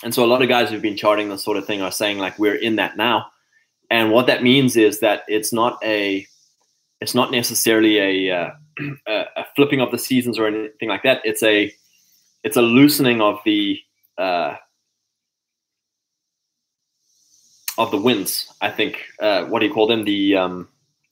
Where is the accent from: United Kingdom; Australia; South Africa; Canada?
South Africa; KwaZulu-Natal; moved away; growing up in Natal, in the summer it's dark at 7 o'clock